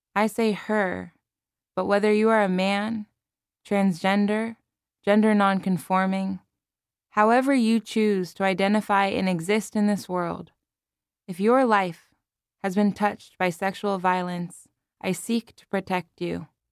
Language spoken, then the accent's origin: English; Palo Alto, California, United States; living and working in my hometown of Palo Alto, California